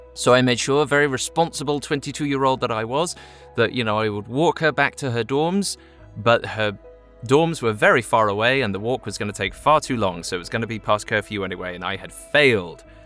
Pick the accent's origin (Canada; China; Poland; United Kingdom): United Kingdom; Chelmsford, East of England; moved away; originally from Chelmsford, England